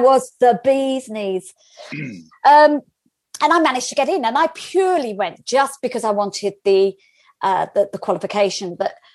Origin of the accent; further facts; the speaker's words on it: London, United Kingdom; I grew up in North London